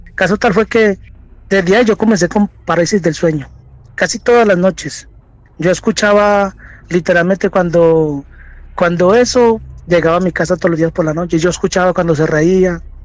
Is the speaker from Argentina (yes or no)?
no; Colombia; moved away as an adult; now in Santiago, Chile; soy colombiano, pero llevo aquí unos cuantos años radicado aquí en Santiago, en Chile